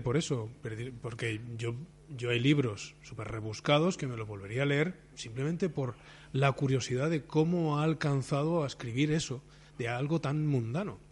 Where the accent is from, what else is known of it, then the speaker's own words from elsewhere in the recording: Barcelona, Catalonia, Spain; como soy de Barcelona